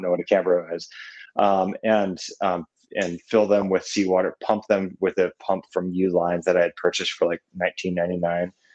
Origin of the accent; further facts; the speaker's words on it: Burlington, Vermont, United States; also born or lived in Virginia; I was born in Virginia. Um, mm-hmm. And then we moved to Vermont, um, to Burlington